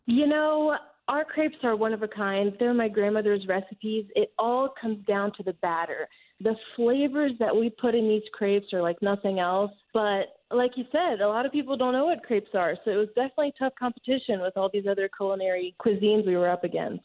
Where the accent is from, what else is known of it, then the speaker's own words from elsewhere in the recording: France; now in Atlanta, United States; I was born and raised in France